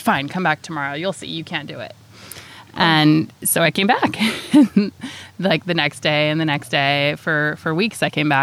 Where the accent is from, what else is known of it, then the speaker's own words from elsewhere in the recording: United States; now in Los Osos, United States; I moved from the Tahoe area where I'm from down here.